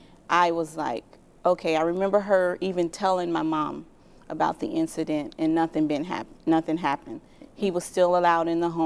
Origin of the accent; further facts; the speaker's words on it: Indiana, United States; also born or lived in Tennessee; I was born in Tennessee. {S0} Yeah. {S1} And we moved to Indiana.